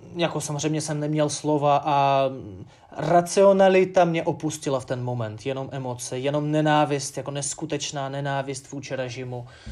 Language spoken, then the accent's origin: Czech; Ufa, Bashkortostan, Russia; Czech is a second language; now in Czech Republic; město svoje mám rád, Ufu